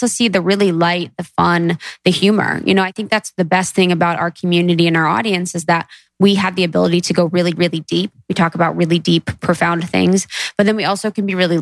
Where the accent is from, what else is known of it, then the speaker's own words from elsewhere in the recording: Midwest, United States; growing up in the Midwest